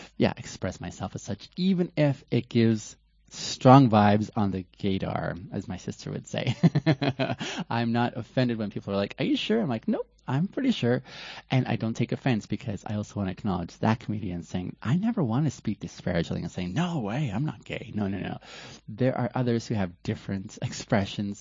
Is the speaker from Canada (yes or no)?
yes; West Coast of Canada, British Columbia, Canada; also born or lived in Ethiopia; I'm from Ethiopia originally and grew up in Canada on the West Coast